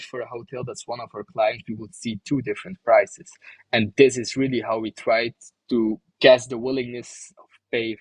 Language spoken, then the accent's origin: English; Bruges, Flanders, Belgium; my hometown, Bruges